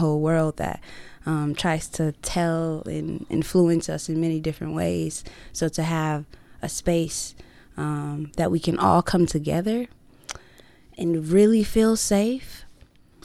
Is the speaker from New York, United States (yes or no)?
no; Texas, United States; also born or lived in Houston, Texas; now in Tucson, United States; We're from Texas